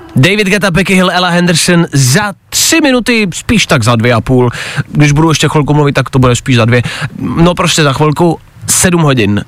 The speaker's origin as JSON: {"language": "Czech", "country": "Czechia", "said": "my Češi"}